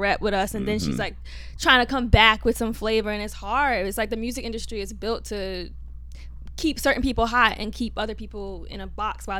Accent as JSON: {"language": "English", "town": "New York City", "region": "New York", "country": "United States", "said": "Yeah, I am from Queens."}